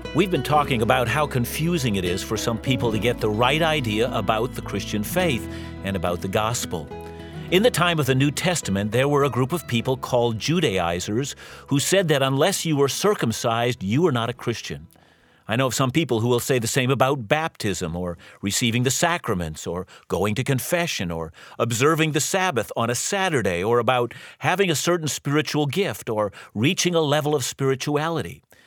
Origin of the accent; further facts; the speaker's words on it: Vancouver, British Columbia, Canada; I'm from Vancouver, and, and proudly so